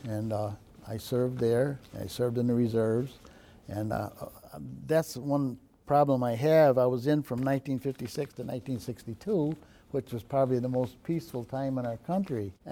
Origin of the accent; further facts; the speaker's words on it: Adams Center, New York, United States; Well, it was great. Um, I grew up on a farm, and I loved farming.